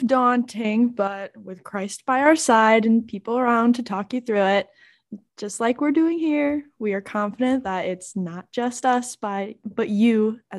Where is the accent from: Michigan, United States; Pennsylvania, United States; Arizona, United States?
Michigan, United States; Grand Rapids; I was born and raised in Grand Rapids, Michigan as well.